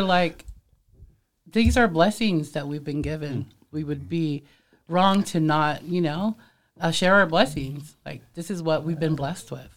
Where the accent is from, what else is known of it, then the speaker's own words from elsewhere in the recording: Samoa; moved away; we're Samoan, but growing up in Samoa, my mom's family, they would, they had a bakery too